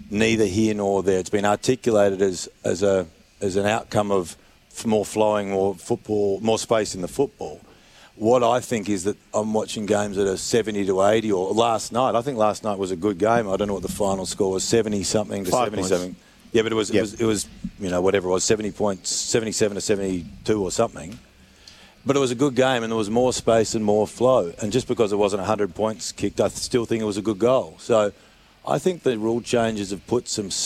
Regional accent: South Australia, Australia; I'm South Australian

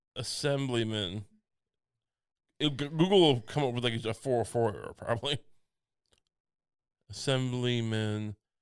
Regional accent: Ohio, United States; born there; I was born in Dave, Ohio.

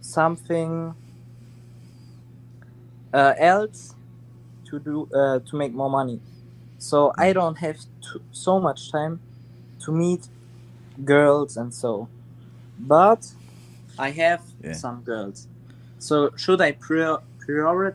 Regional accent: Germany; English is a second language; I'm from Germany

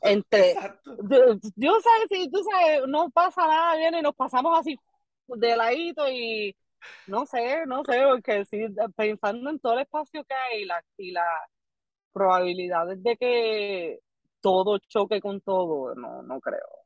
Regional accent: Barranquitas, Puerto Rico; first language Spanish; now in Florida, United States; yo soy nativa del pueblo de Barranquitas, pero me encuentro en la estadidad acá en, Florida

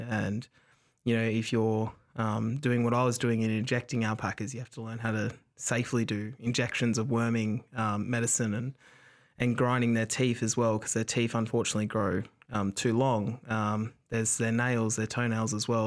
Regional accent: Dapto, New South Wales, Australia; also born or lived in Wagga Wagga; my family are from Wagga. I grew up in Dapto

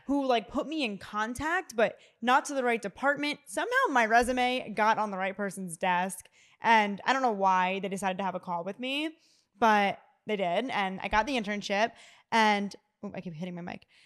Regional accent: Philadelphia, Pennsylvania, United States; moved away as an adult; now in New York City, United States; I'm from Philly, I'm not from New York.

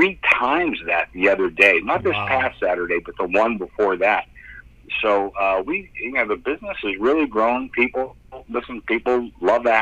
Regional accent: Pittsburgh, Pennsylvania, United States; I'm from Pittsburgh

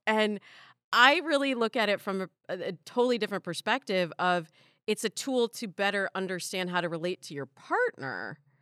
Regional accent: Midwest, United States; I grew up in the Midwest

